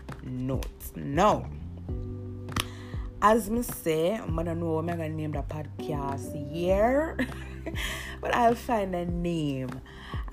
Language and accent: English; Jamaica; I am Jamaican